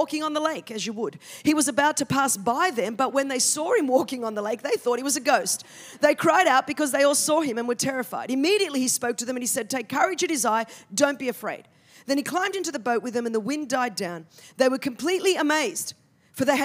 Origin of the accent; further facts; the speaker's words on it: Australia; I'm from Australia, where we speak the Queen's English.